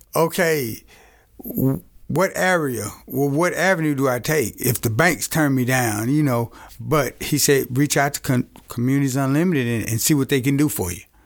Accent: Camden, Arkansas, United States; moved away as an adult; I was born and raised in Camden, Arkansas

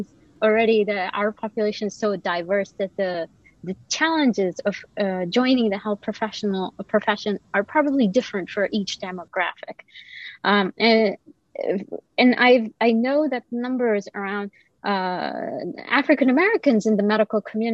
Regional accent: Kuwait; moved away as an adult; now in United States; I also did not grow up in the US. I grew up in Kuwait, and like I came here for my training.

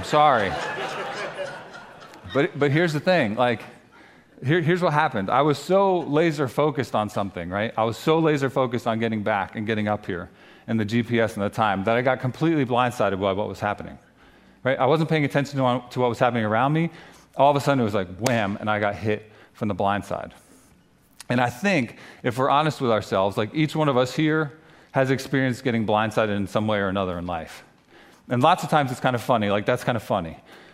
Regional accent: New Jersey, United States; moved away as an adult; also born or lived in North Carolina; I grew up here in New Jersey, but we spent the last 9 years down in North Carolina

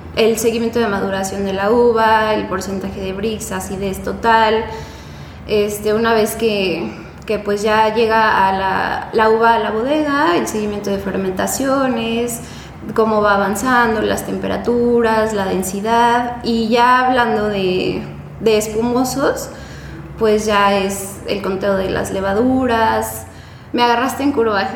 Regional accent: Puebla, Mexico; moved away as an adult; also born or lived in Guanajuato; now in Querétaro, Mexico; yo soy de Puebla, estudié la carrera en Puebla

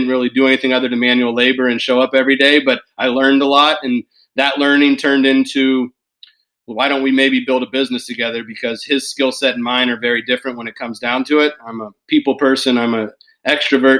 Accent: Davis, California, United States; moved away as an adult; now in Portland, United States; born and raised in Davis, California, residing in Portland, Oregon

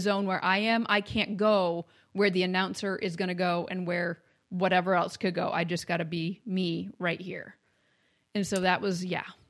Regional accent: Maine, United States; also born or lived in Kentucky; now in Ohio, United States; I grew up in Maine

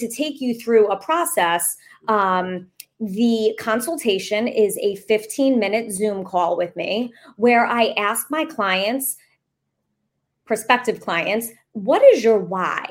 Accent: New York, United States; the state, fabulous state of New York, which is my hometown

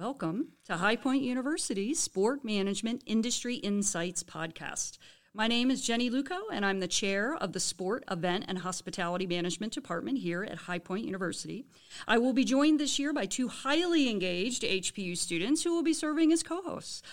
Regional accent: Baltimore area, Maryland, United States; also born or lived in New Orleans; now in High Point, United States; I am from the Baltimore area

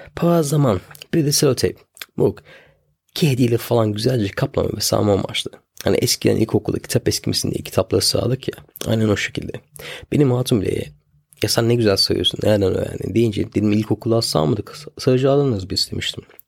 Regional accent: Turkey; also born or lived in England; now in United Kingdom; Hala Türk'üm. Ee, Türk doğduk Türk öleceğiz

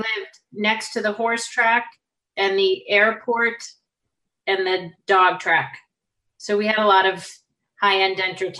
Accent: Revere, Massachusetts, United States; Born and raised in Revere, Massachusetts.

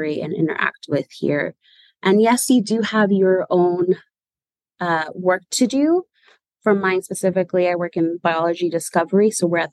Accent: San Francisco, California, United States; So I was born and raised in San Francisco. I'm a San Francisco native. I've lived here all my life

